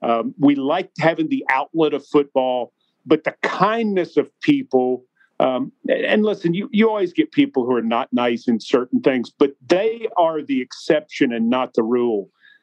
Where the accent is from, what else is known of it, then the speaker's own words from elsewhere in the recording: Franklin, United States; moved away; I started on the cable access station in my hometown of Franklin